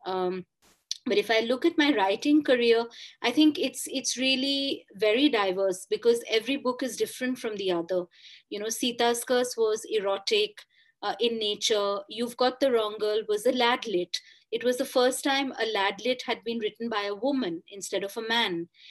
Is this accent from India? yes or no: yes; India; first language Bengali; English is a second language; moved away as an adult; I actually used to write a lot in Bengali, but 20 years away from my mother, you know, my mother tongue in a sense in my hometown